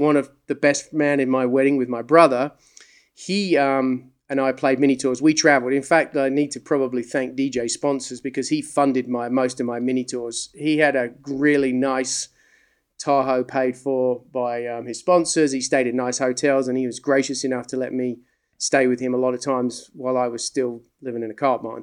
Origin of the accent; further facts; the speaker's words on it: England, United Kingdom; moved away; also born or lived in the South (US); I grew up in England. Uh, people say, "You're Australian." No, I'm English. I've just lived in the South for a long time.